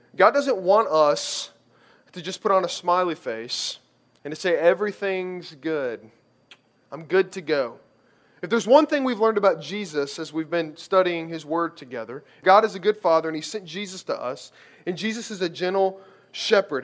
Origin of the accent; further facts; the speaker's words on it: Kentucky, United States; I grew up in Kentucky